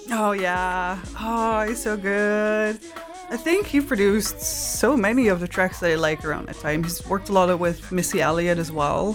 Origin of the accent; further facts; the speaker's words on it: Maastricht, Limburg, Netherlands; I grew up in Maastricht. It's the south of the Netherlands